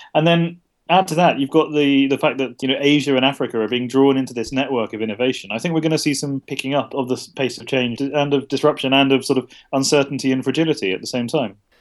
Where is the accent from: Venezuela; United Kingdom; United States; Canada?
United Kingdom; I'm a British journalist